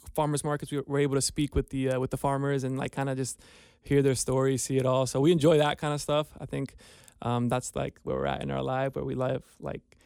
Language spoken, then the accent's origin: English; United States; moved away as an adult; also born or lived in New York; now in Cincinnati, United States; We're from New Jersey, New York, so it's very hustle and bustle out there.